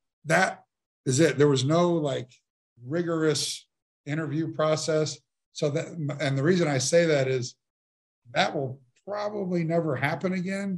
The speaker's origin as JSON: {"language": "English", "town": "Kansas City", "country": "United States", "tie": "born or raised there", "said": "as a kid growing up in Kansas City"}